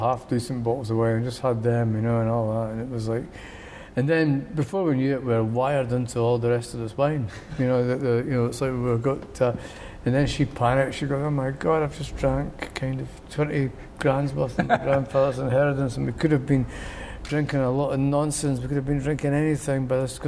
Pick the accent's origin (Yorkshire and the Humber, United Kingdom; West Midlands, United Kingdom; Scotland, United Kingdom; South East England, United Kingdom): Scotland, United Kingdom; Edinburgh; moved away as an adult; also born or lived in Pilton / Muirhouse / London; born in Leith and kind of moved when I was 4 years old to Pilton, to the prefabs, and then on to the Masonettes and Muir House